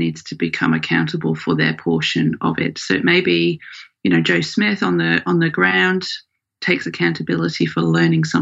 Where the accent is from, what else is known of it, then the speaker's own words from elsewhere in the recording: Australia; also born or lived in United Kingdom; thing I always hear when I say I'm from Australia